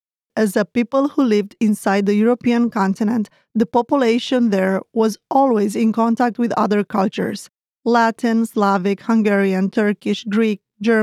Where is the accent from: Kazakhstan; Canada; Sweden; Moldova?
Moldova; accent: Moldovan; English is a second language; also born or lived in Transylvania; now in Romania; In my case, I'm from Moldova, and at home I spoke with a Moldovan accent. When I moved to Transylvania, people could tell I was from Moldova by my accent.